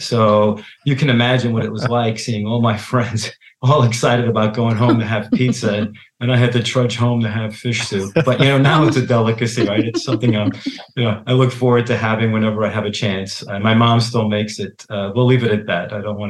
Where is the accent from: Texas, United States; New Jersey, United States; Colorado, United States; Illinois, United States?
New Jersey, United States; Hoboken; I'm based in New Jersey, and I actually grew up in Hoboken, New Jersey, which is directly across the Hudson River from Manhattan. And both of my parents were Italian immigrants.